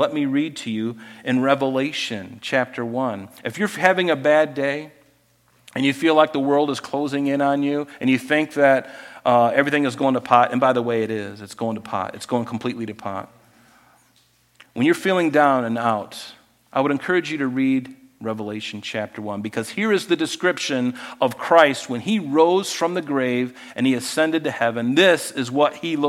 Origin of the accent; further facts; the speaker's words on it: United States; as an American